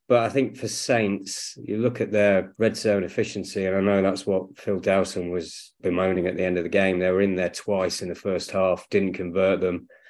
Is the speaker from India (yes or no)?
no; Kingsbridge, South West England, United Kingdom; moved away; also born or lived in Manchester; I've come back to the place that I grew up down in Devon, Kingsbridge